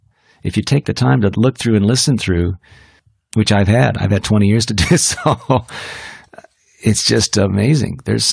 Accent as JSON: {"language": "English", "country": "India", "tie": "born or raised there", "said": "Well, I grew up in India, so I love Indian food."}